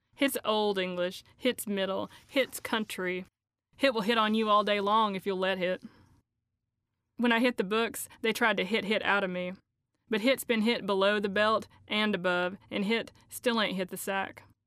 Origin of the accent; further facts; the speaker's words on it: Elizabethton, Tennessee, United States; accent: Appalachian; a town called Elizabethton. When I was growing up there